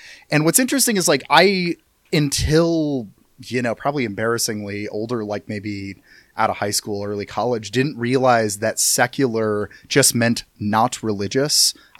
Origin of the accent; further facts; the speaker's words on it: Iowa, United States; But I was from Iowa, and I feel like the culture is a little lagged behind